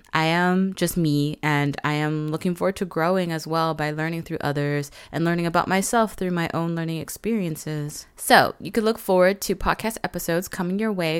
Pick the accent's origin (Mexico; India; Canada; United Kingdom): Canada; Vancouver, British Columbia; Growing up in Vancouver